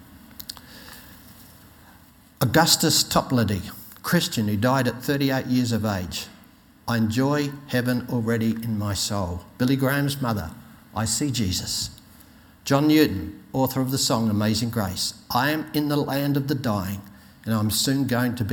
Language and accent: English; Australia; I'm an Aussie.